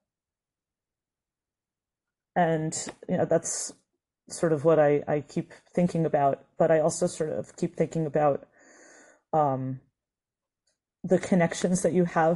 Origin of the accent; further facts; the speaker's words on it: United States; as an American Jew